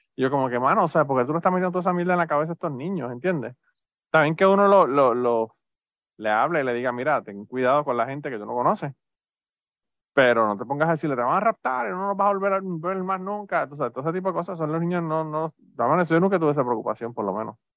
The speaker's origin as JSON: {"language": "Spanish", "country": "Puerto Rico", "moved": "yes", "said": "nosotros venimos de Puerto Rico"}